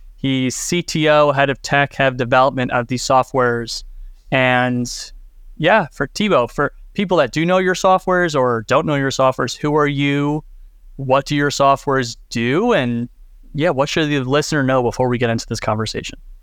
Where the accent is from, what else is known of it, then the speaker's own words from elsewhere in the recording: United States; as an American